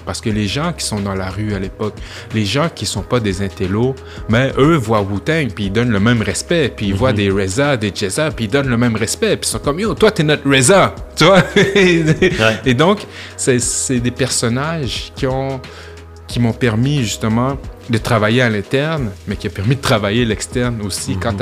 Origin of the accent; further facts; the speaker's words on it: Quebec City, Quebec, Canada; quand j'étais jeune à Limoilou, tu sais, admettons fin primaire, à l'âge de pouvoir partir tout seul